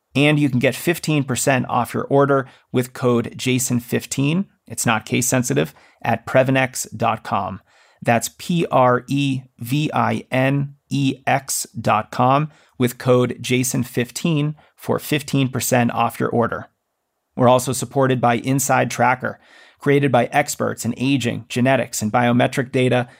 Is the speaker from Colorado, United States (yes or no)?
yes; Denver, Colorado, United States; my hometown here of Denver